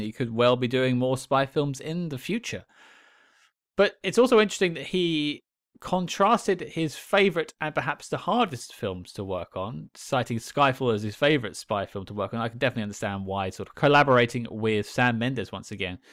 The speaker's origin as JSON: {"language": "English", "country": "United Kingdom", "said": "I'm British"}